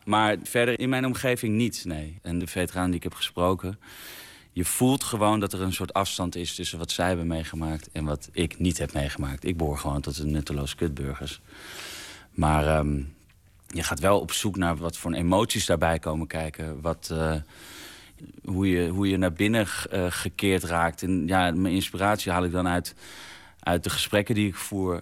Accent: Vinkenveen, Utrecht, Netherlands; Ik ben opgegroeid in Vinkenveen

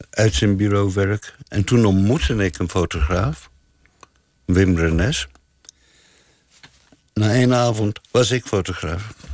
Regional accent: South Africa; now in Amsterdam, Netherlands; Ehm, nou, ik ben uit Zuid-Afrika vertrokken. Een eenrichting ticket naar Luxemburg. Door Duitsland. In Nederland terechtgekomen, Amsterdam.

